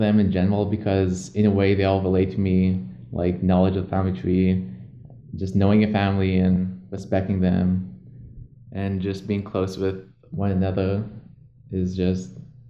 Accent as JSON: {"language": "English", "town": "Bethel", "region": "Alaska", "country": "United States", "tie": "born or raised there", "also_born_or_lived": "Kotzebue, Alaska", "said": "My mother is … She was born in Kotzebue, as was I. And my dad is born in Bethel, Alaska, and which is where I grew up mainly as a kid."}